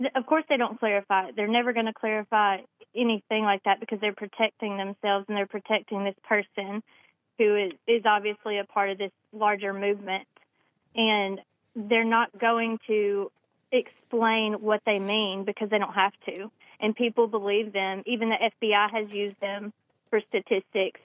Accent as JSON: {"language": "English", "area": "Randolph County", "region": "Alabama", "country": "United States", "tie": "born or raised there", "said": "this is super close to my hometown in Randolph County"}